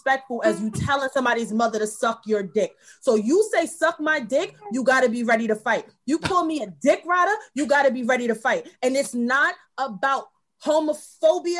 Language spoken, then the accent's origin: English; New York City, New York, United States; I am from Brooklyn, if y'all don't know. I am born and bred Bed-Stuy